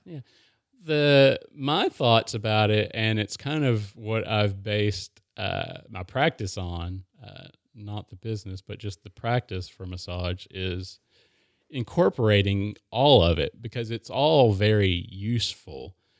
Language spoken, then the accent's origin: English; Maryville, Tennessee, United States; I I grew up in Maryville